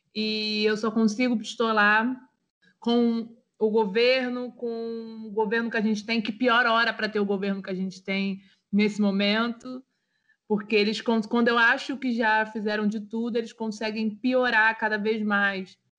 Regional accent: Nilópolis, Rio de Janeiro, Brazil; sou de Nilópolis

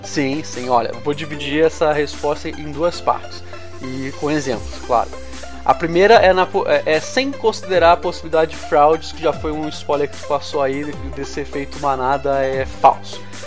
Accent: Rio de Janeiro, Brazil; Eu, como sou do, do Rio

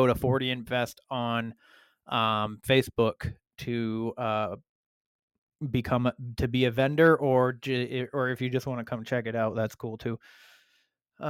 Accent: Sanford, Maine, United States; right here in my hometown of Sanford, Maine

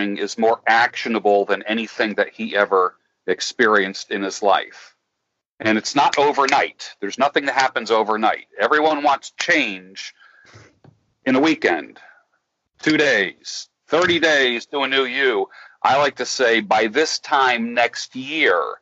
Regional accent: New York, United States; I grew up the oldest of three boys. My parents were very young when they had me. We grew up in New York

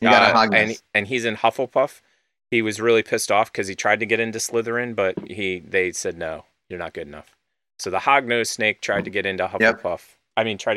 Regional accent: United States

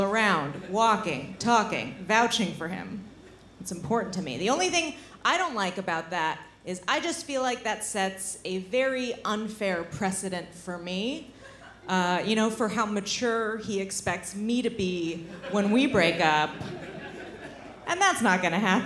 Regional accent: United States; I'm visiting from America

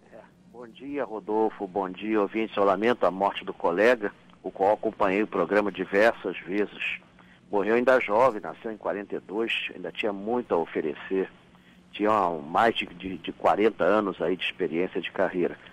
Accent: Brazil; Todos nós somos, somos brasileiros

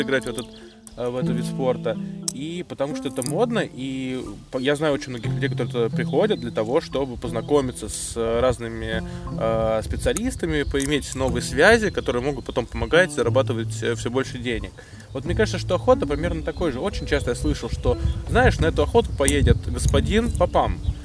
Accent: Moscow, Russia; я из Москвы

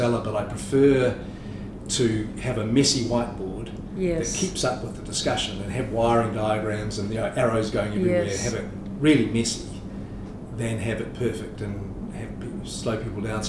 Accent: New Zealand; also born or lived in Singapore; I'm grateful to be a New Zealander in 2020

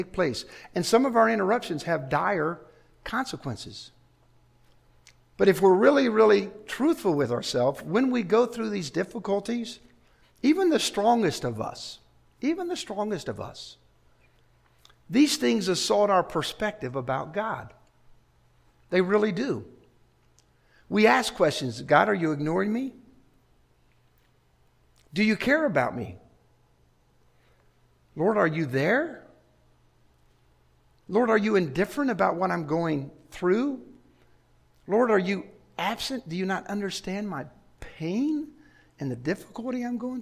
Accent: Chicago, Illinois, United States; I grew up in Chicago on Lake Michigan

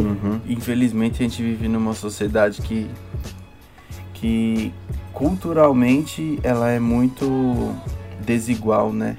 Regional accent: São Paulo, Brazil; onde eu moro, que é onde eu fui, onde eu cresci, onde eu fui criado

